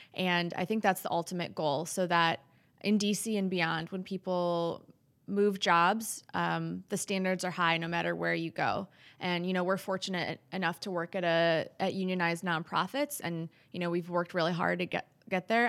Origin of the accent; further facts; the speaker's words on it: Wisconsin, United States; moved away; I'm from Wisconsin. I'm a fifth generation Wisconsinite